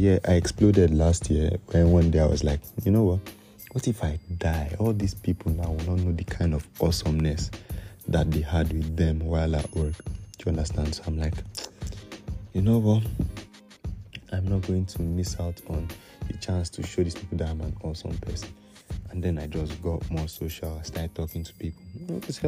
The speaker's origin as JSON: {"language": "English", "country": "Nigeria", "said": "As Nigerian"}